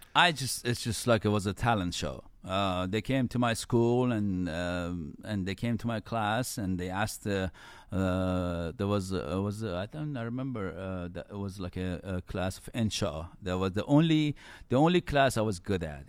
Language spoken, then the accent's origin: English; Iran; moved away; I was born in Iran and then grew up in nineties in Iran